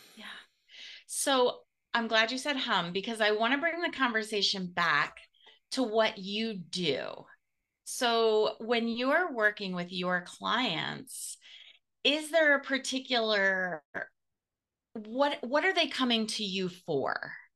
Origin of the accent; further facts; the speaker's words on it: United States; I'm so American.